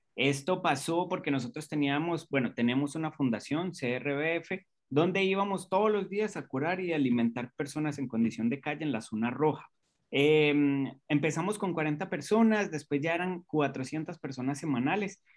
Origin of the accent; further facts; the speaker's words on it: Colombia; now in Costa Rica; cuando vinimos aquí a Costa Rica, porque soy colombiano, pero ya nacionalizado costarricense